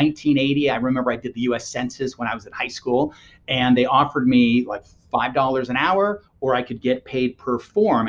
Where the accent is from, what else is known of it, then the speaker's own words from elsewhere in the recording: Los Angeles, California, United States; I grew up in Los Angeles.